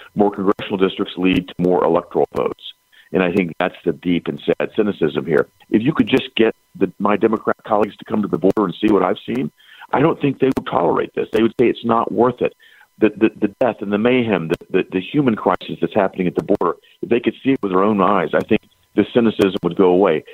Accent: Tennessee, United States; right here in Tennessee, which is my home state

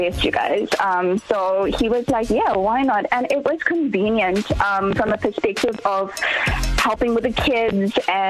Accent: Chatsworth, KwaZulu-Natal, South Africa; Well, I'm from Chatsworth

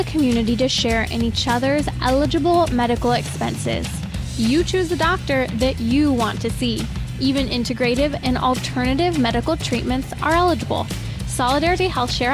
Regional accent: United States; myself from the United States

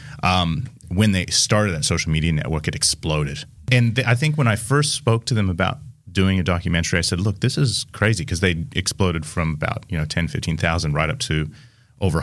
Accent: Seattle, Washington, United States; moved away as an adult; now in Australia; I am from Seattle

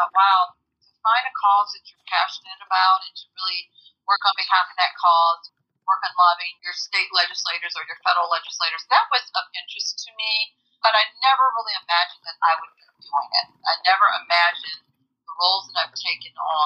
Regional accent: Illinois, United States; now in Georgia, United States; I grew up in Illinois

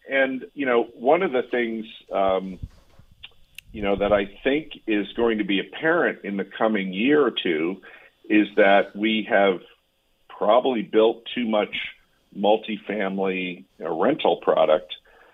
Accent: Connecticut, United States; this is my analogy, just using my hometown in Connecticut, my town saw 200 listings pre-pandemic

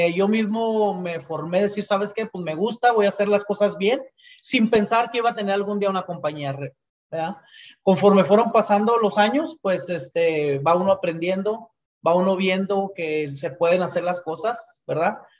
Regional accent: Chihuahua, Mexico; moved away as an adult; now in United States; orgullosamente eh, somos de Chihuahua

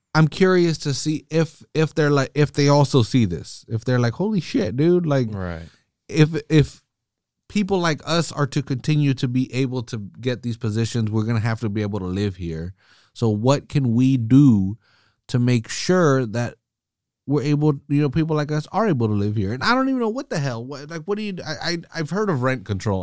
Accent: California, United States; I'm from California

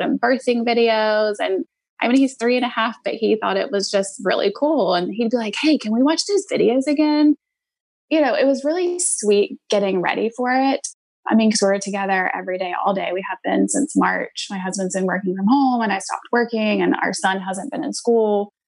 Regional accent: Georgia, United States; my best friends I grew up with in Georgia didn't even know about it.

